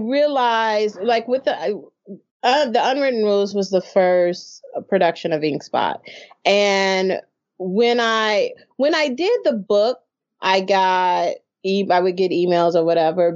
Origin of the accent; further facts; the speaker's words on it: United States; I, as an American, even a Black American